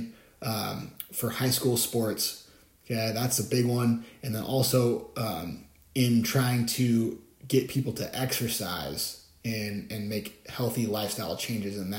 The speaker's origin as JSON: {"language": "English", "town": "Bellingham", "region": "Washington", "country": "United States", "tie": "born or raised there", "said": "my hometown here in Bellingham"}